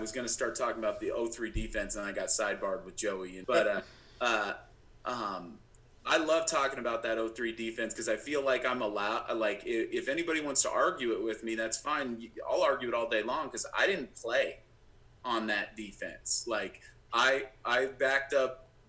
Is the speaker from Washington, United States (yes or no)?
yes; Washington, United States; growing up in Washington.